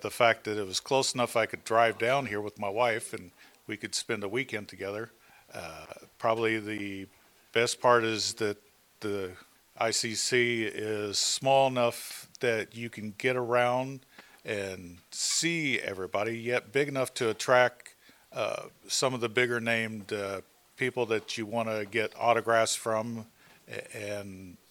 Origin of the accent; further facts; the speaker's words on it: Jeffersonville, Indiana, United States; I'm from Jeffersonville, Indiana